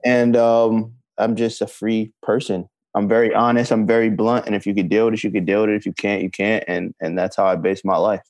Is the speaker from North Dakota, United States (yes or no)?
no; Brooklyn, New York, United States; Thirty-one and I'm from Brooklyn, New York